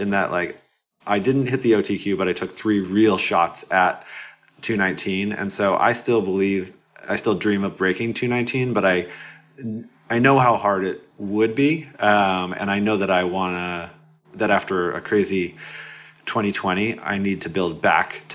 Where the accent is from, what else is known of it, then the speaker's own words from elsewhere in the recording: Portland, Oregon, United States; I'm from Portland, Oregon.